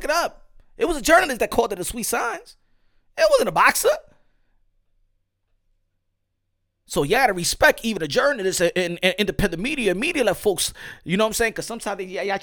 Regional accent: New York City, New York, United States; English is a second language; I'm from New York City

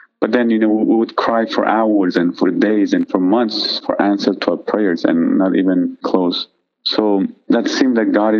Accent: Iran; moved away; I grew up in Iran as a Shiite Muslim. My whole family were Muslims.

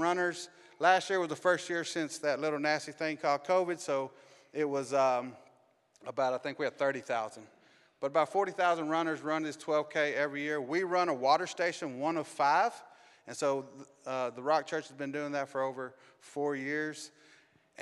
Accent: Arkansas, United States; moved away as an adult; also born or lived in Los Angeles, California; I was raised in Arkansas

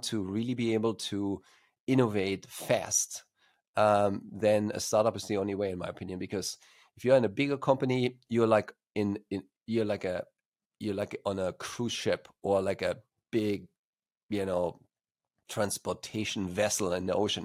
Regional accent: Germany; accent: slight accent; English is a second language; moved away as an adult; also born or lived in Stuttgart, Germany; now in California, United States; as you probably can hear from my slight accent, even though I'm based in California, United States, I'm originally from Germany, and studied computer science in Stuttgart there

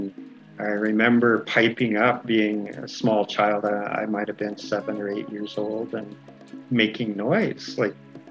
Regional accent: Kamloops, British Columbia, Canada; I am from Tkamloops, just outside the city of Kamloops, BC.

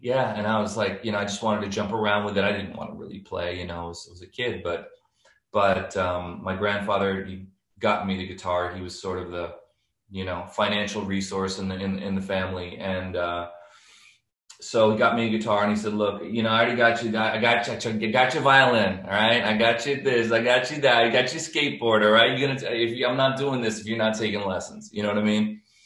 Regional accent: New York City, New York, United States; moved away as an adult; also born or lived in Miami / Nashville / Los Angeles; I grew up in New York

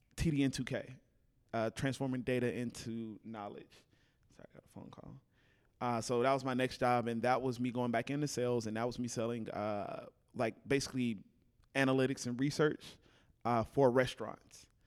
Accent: Fort Worth, Texas, United States; moved away as an adult; also born or lived in Houston; now in Dallas, United States; originally, I'm from Fort Worth.

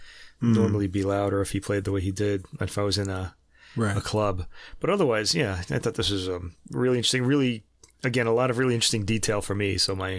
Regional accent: New York, United States; accent: New York; our New York accents

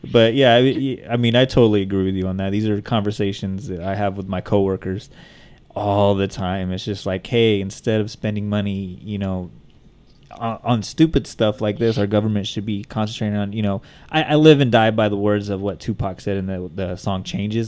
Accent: Bakersfield, California, United States

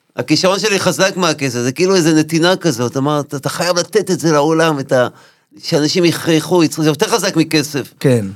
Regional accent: Nahariya, Northern District, Israel; born or raised there; moved away

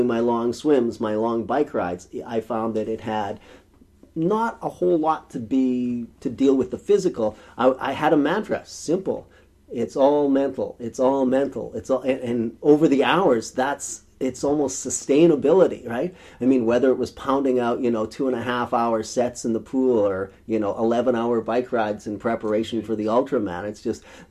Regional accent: rural Saskatchewan, Canada; born or raised there

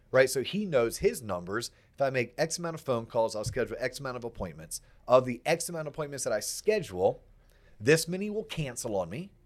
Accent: Central Florida, United States; also born or lived in England / Atlanta / West Palm Beach, Florida; I grew up in Central Florida

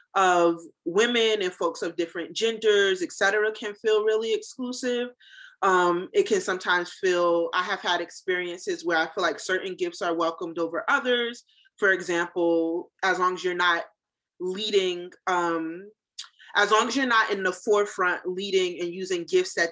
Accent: New Jersey, United States; now in North Carolina, United States; I'm from New Jersey, mm-hmm. You know, Jersey girl through and through

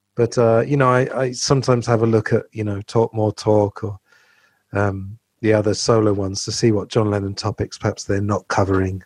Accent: England, United Kingdom; growing up in England

